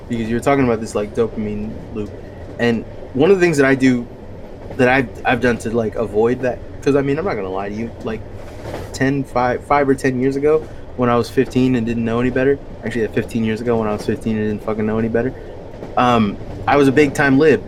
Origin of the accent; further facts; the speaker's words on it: Bay Area, California, United States; I'm from the Bay Area.